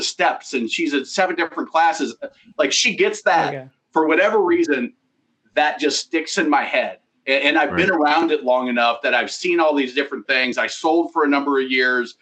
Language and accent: English; Nebraska, United States; I grew up in Nebraska